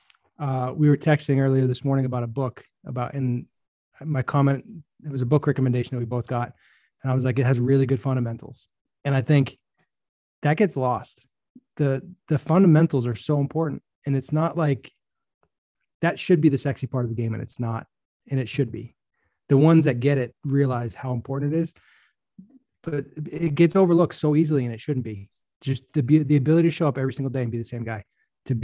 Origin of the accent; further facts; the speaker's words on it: New England, United States; Growing up in New England